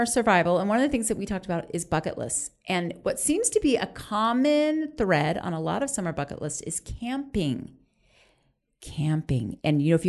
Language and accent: English; Orlando, Florida, United States; We grew up in Orlando